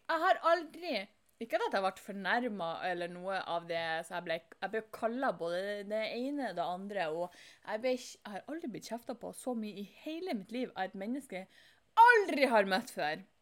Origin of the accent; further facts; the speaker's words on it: Fauske, Nordland, Norway; der jeg kommer ifra